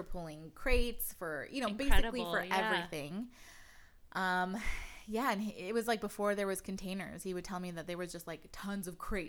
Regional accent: San Pedro, California, United States; Growing up in San Pedro, I went to a really small private school on 7th Street

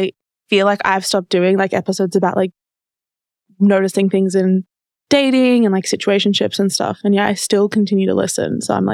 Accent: Australia; I'm from Australia.

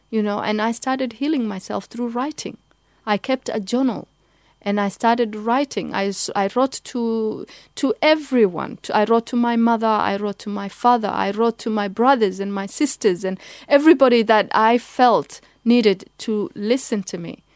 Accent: Kenya; moved away; also born or lived in Somalia; I live, I grew up in Kenya

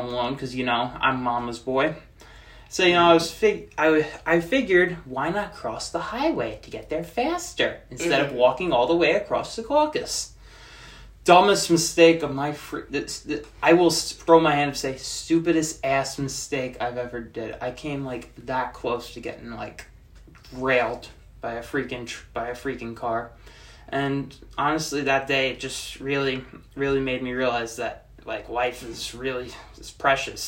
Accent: Secaucus, New Jersey, United States; I'm from Secaucus

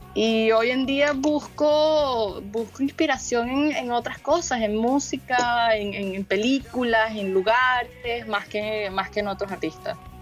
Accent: Caracas, Capital District, Venezuela; also born or lived in La Guaira / Florida / Miami; now in California, United States; yo vengo de Caracas y de La Guaira y de la montaña y del río y de la playa

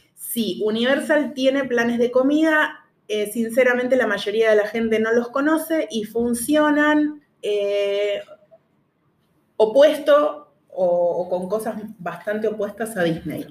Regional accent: Argentina; nosotros acá somos los tres argentinos

